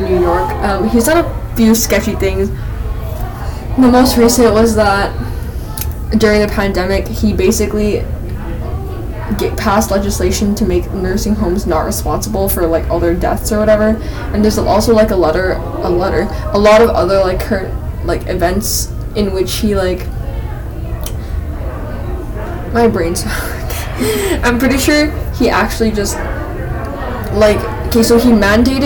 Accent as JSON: {"language": "English", "country": "Canada", "said": "we're Canadian"}